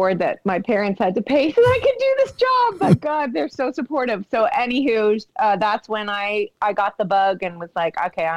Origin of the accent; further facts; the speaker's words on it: Kitchener, Ontario, Canada; now in Toronto, Canada; I was born in Kitchener, Ontario, Canada